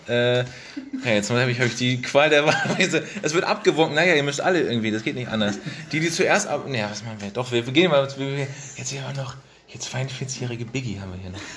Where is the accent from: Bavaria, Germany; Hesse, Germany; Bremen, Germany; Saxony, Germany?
Bremen, Germany; als Bremer